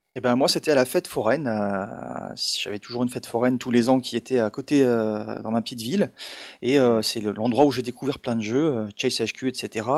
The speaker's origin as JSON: {"language": "French", "area": "Alsace", "region": "Grand Est", "country": "France", "said": "Chez nous en Alsace"}